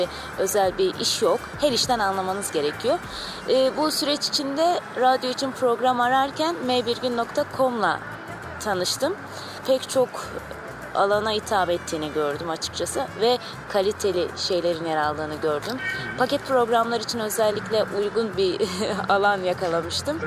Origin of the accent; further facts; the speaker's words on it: Diyarbakır Province, Turkey; Köken olarak Türk değilim. Arabım ama e, yıllardır e, Türkiye'deyiz. Diyarbakırlıyım.